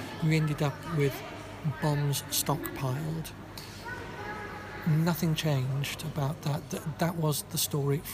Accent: Yorkshire and the Humber, United Kingdom; I come from Yorkshire

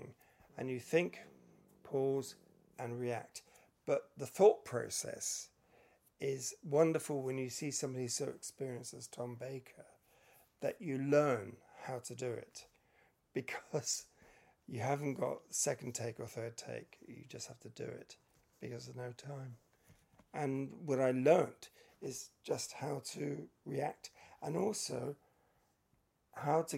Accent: United Kingdom; also born or lived in Johannesburg, South Africa / Stuttgart, Germany; We're from UK

